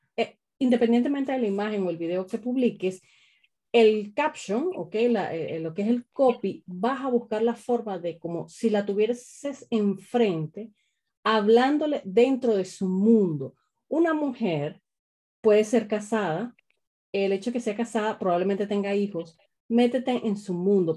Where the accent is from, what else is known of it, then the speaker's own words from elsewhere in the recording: Caracas, Capital District, Venezuela; Yo soy de Caracas también